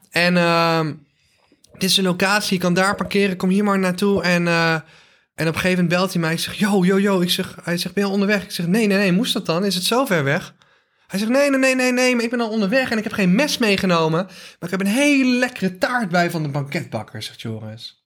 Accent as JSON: {"language": "Dutch", "region": "North Brabant", "country": "Netherlands", "accent": "Brabants"}